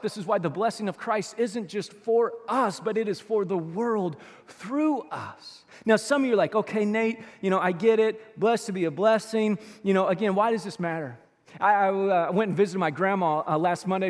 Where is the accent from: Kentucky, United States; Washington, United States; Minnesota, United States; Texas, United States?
Kentucky, United States; Louisville; we grew up in South Louisville for a couple of years